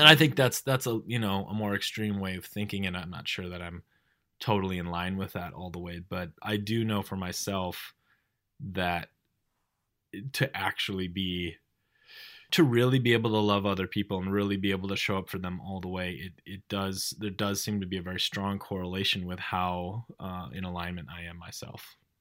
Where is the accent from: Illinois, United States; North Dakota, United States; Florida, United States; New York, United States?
North Dakota, United States; I grew up in North Dakota.